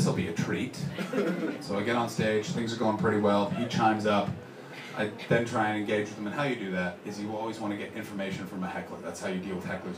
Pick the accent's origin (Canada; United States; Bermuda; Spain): Canada; I'm a comedian from Canada